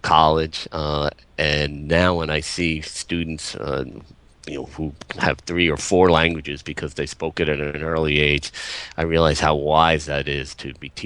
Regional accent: Long Island, New York, United States; I grew up on Long Island

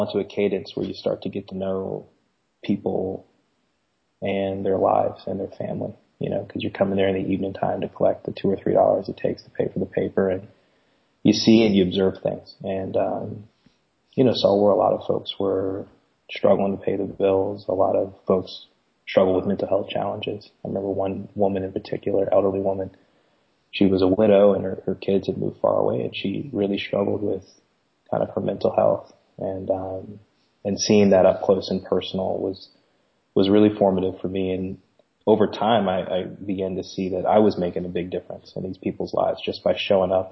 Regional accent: Glen Burnie, Maryland, United States; I grew up just outside of Baltimore in a town called Glen Burnie

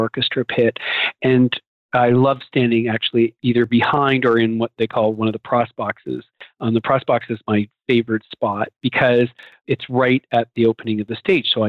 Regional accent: Canada; moved away as an adult; now in Philadelphia, United States; I came from Canada and I went to business school there and did a finance degree

